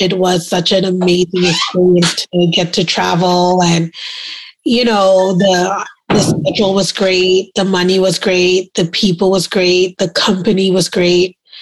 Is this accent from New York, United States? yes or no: yes; New York City, New York, United States; accent: New Yorker; moved away; also born or lived in Trinidad; I'm a West Indian girl and I grew up in Brooklyn, New York